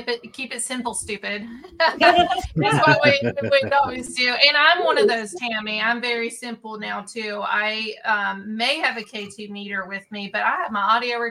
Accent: Ashland, Kentucky, United States; my hometown of Ashland

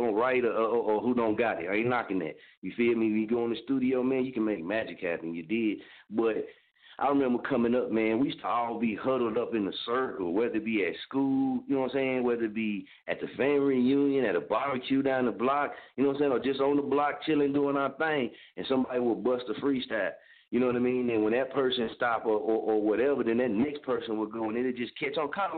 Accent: Oklahoma, United States; I'm from Oklahoma

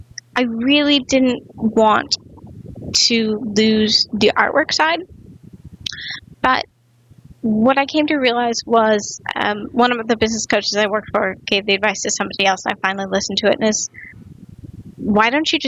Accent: Midwest, United States; Growing up in the Midwest, craft was definitely different than what it is now.

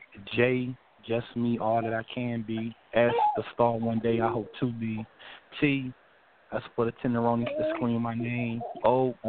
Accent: Lynchburg, Virginia, United States; moved away as an adult; also born or lived in Greensboro, North Carolina; I'm originally from Lynchburg, Virginia, born and raised.

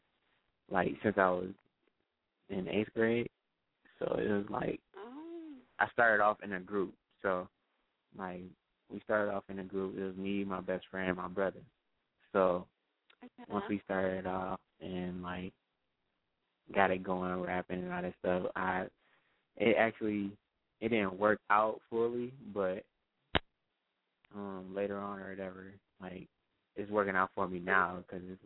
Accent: Racine, Wisconsin, United States; I'm from Racine, Wisconsin, born and raised.

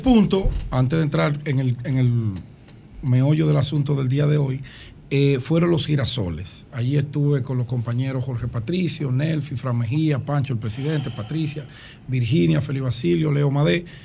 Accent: Dominican Republic; mi infancia y mi juventud en la Agustinita

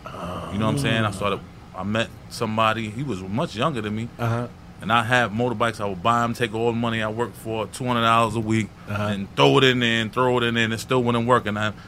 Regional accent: New York City, New York, United States; I'm from St. Albans, New York, Jamaica, yes. Queens, St. Albans section.

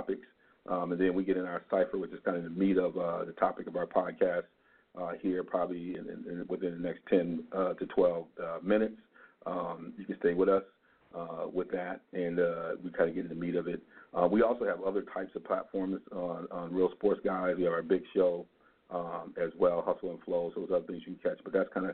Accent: Ann Arbor, Michigan, United States; now in Wisconsin, United States; my hometown, Ann Arbor, Michigan

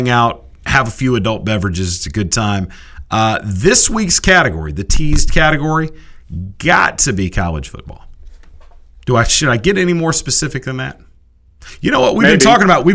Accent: Austin, Texas, United States; I went to high school in Austin, Texas

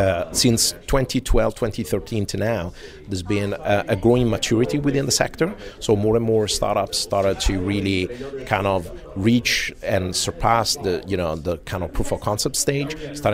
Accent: Italy; English is a second language; You know, I'm from Europe, specifically Italy, although I travel quite a bit.

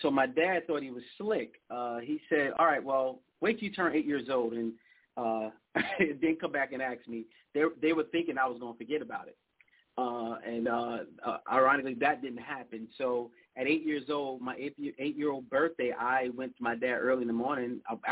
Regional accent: New York City, New York, United States; now in Texas, United States; Born and raised, Brooklyn, New York.

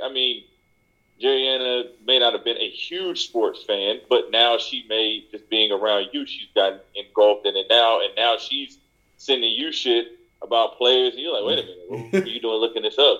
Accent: Charlotte, North Carolina, United States; I'm one of few that are born and raised here in Charlotte

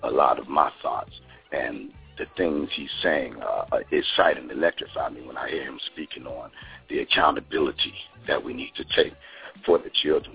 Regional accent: Chicago, Illinois, United States; I was uh, born and raised in Chicago

